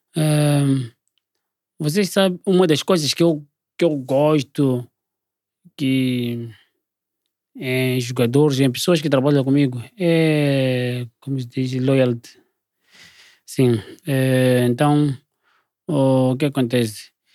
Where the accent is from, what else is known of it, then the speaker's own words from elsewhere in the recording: Maputo, Mozambique; moved away as an adult; also born or lived in South Africa; Eu sou daqui do Maputo